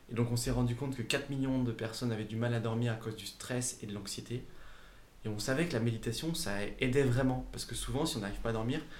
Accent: Saint-Étienne, Auvergne-Rhône-Alpes, France; now in Aix-en-Provence, France; moi, je venais euh, de Saint-Étienne. Je suis arrivé à Aix-en-Provence pour terminer mes études

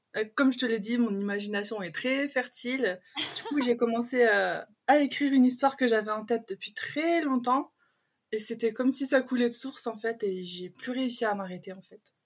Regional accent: Pas-de-Calais, Hauts-de-France, France; accent: patois du Nord, un peu l'accent belge; moved away as an adult; now in Belgium; je suis du Pas-de-Calais et ah. j'ai emménagé en Belgique il y a quelques années. Donc, j'ai vraiment le patois du Nord et un peu l'accent belge qui se regroupe

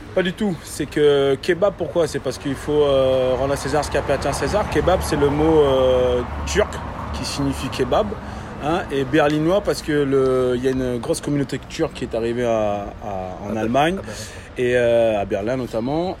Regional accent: Réunion; moved away; Je viens de La Réunion. d'une famille de, charcutiers.

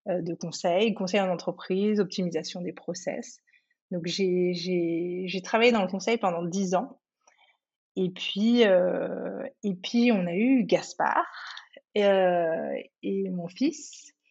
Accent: Cameroon; also born or lived in Côte d'Ivoire; Du coup, j'ai grandi, je suis née au Cameroun, j'ai passé une petite une période de mon enfance et ensuite euh, j'ai vécu en Côte d'Ivoire.

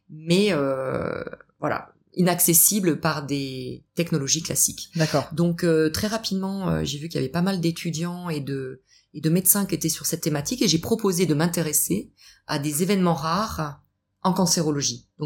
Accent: Strasbourg, Grand Est, France; moved away as an adult; now in Montpellier, France; Oui, je suis alsacienne.

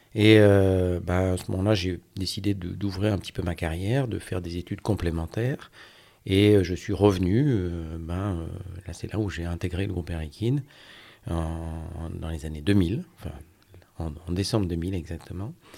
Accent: Brest, Brittany, France; also born or lived in Côtes-d'Armor; now in Gulf of Morbihan, France; Alors je suis breton, je suis euh, breton de plein d'endroits, de, Brest où j'ai passé mon enfance

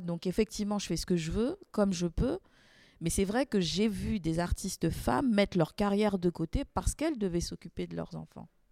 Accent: Guadeloupe, France; also born or lived in Paris; now in Marseille, France; Je suis originaire de la Guadeloupe

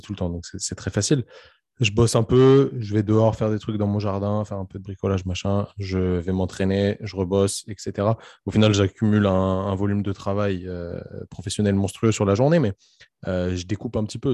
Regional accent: France; on est français

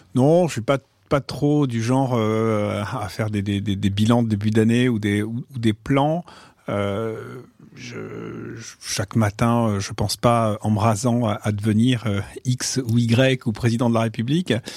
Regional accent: Marseille, Provence-Alpes-Côte d'Azur, France; moved away as an adult; J'ai grandi à Marseille, j'ai vécu pendant 20 ans à Marseille

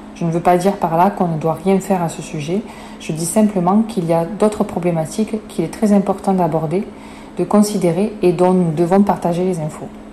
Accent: France; chez nous en France, en Europe

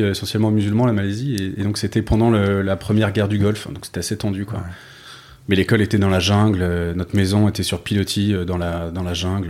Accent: Paris, Île-de-France, France; also born or lived in London / Bordeaux / Malaysia / New York; je suis né à Londres, mais ensuite j'ai grandi euh, Bordeaux au tout début, puis Paris essentiellement

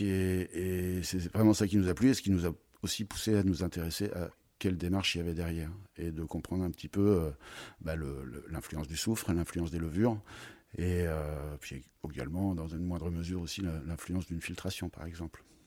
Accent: Troyes, Grand Est, France; also born or lived in Beaujolais / United States / Paris; now in Avallon, France; Je suis originaire de Troyes

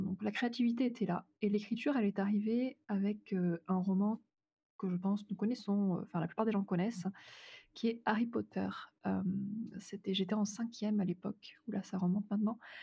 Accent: France; en tant que Française

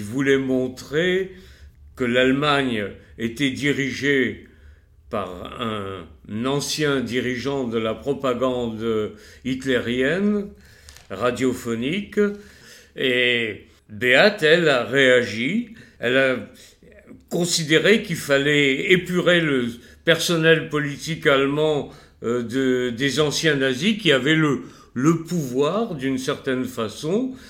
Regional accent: France; moi en tant que juif et français

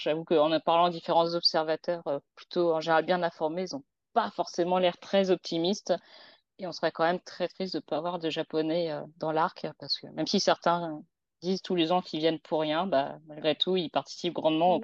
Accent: France; on est français

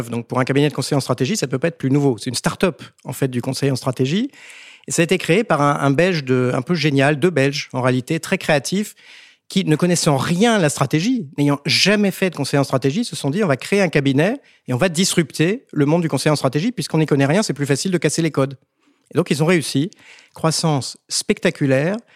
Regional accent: Vancouver, British Columbia, Canada; also born or lived in France; Je suis canadien et français.

